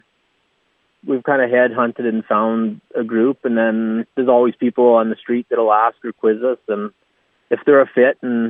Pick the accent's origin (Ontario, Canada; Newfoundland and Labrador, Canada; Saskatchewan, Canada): Saskatchewan, Canada; Redvers; I've always been Redvers. Grew up on a family farm north of Redvers, about 10 miles.